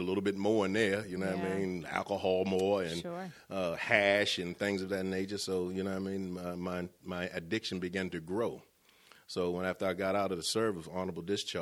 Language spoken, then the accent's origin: English; Baltimore, Maryland, United States; moved away as an adult; now in Cumberland, United States; I'm from Baltimore